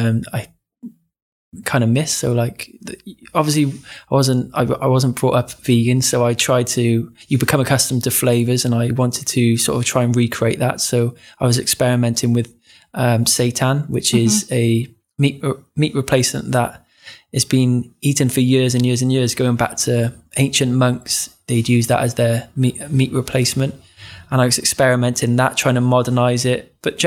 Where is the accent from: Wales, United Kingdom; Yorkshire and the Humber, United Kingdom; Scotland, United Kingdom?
Wales, United Kingdom; Cardiff; Which is my hometown.